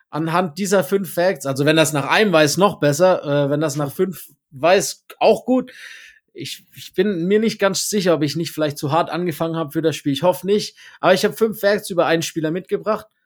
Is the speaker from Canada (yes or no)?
yes; Canada; ich arbeite heute noch im Team meiner letzten NBA-Station, der einzigen in meinem Heimatland, den Toronto Raptors